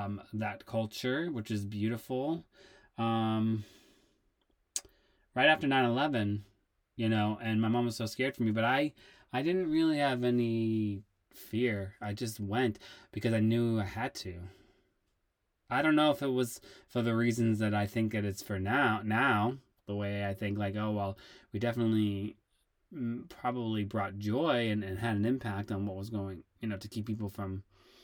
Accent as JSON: {"language": "English", "town": "Worcester", "region": "Massachusetts", "country": "United States", "tie": "born or raised there", "said": "I grew up in Massachusetts in a town called Worcester City, and I grew up dancing at two dance studios, and I went to a performing arts high school"}